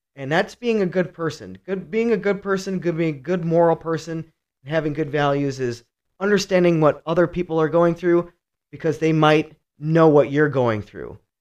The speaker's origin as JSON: {"language": "English", "town": "Cleveland", "region": "Ohio", "country": "United States", "tie": "born or raised there", "moved": "yes", "lives_now": "Michigan, United States", "said": "I'm from Cleveland, Ohio. I grew up in a really rough neighborhood"}